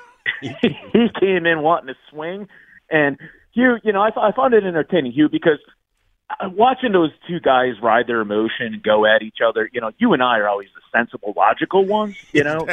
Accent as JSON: {"language": "English", "town": "Scranton", "region": "Pennsylvania", "country": "United States", "moved": "yes", "lives_now": "Middletown, Delaware, United States", "said": "I am originally from Scranton, Pennsylvania, home of The Office"}